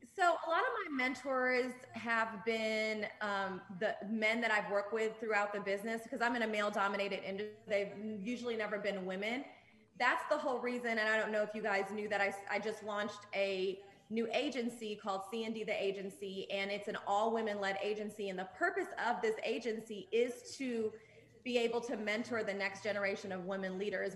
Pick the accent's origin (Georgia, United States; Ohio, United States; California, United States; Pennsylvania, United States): Georgia, United States; Atlanta; also born or lived in Jordan; I was born in Jordan. I'm Jordanian and Palestinian. And then I moved to Atlanta when I was five, and I, I've been here ever since.